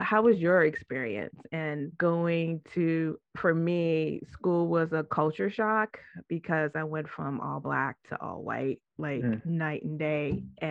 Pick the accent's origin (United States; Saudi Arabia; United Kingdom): United States; Washington, District of Columbia; I am born and raised in Washington, D.C.